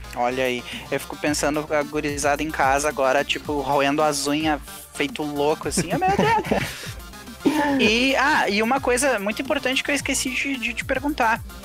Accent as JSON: {"language": "Portuguese", "country": "Brazil", "said": "eu sou brasileiro"}